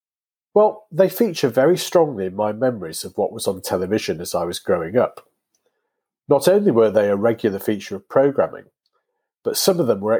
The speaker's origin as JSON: {"language": "English", "country": "United Kingdom"}